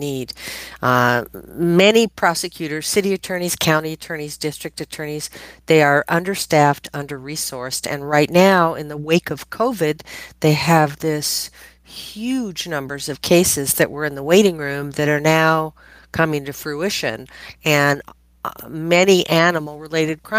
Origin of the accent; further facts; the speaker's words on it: Denver, Colorado, United States; I am from Denver, Colorado